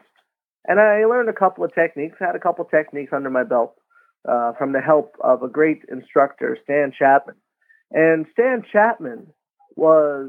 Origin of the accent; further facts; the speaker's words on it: Wagmatcook First Nation, Cape Breton, Nova Scotia, Canada; I went home to my hometown of Waigamah First Nation